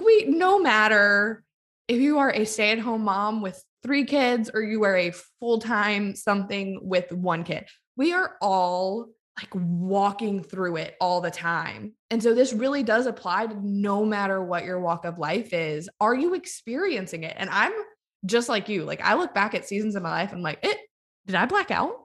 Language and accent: English; New Orleans, Louisiana, United States; I'm from New Orleans